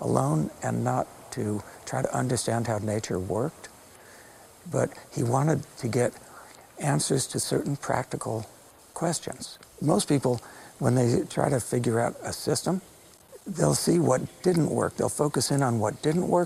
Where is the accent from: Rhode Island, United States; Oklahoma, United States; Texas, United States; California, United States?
California, United States; Los Angeles; I grew up in Los Angeles. I'm a city boy